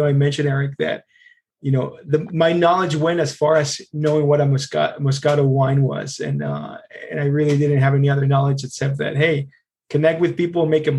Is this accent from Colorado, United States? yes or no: yes; Longmont, Colorado, United States; I grew up in Longmont. I grew up when it was much smaller in the early 90s.